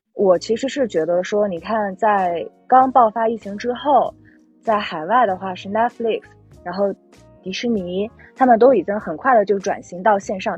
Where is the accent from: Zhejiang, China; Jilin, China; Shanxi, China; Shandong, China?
Shandong, China; Qingdao; now in Beijing, China; 因为我也是青岛人